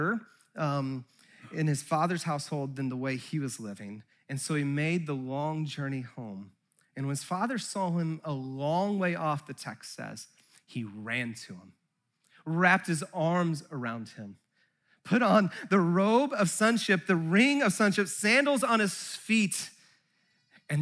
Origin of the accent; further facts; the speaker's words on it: Santa Cruz, California, United States; I grew up in Santa Cruz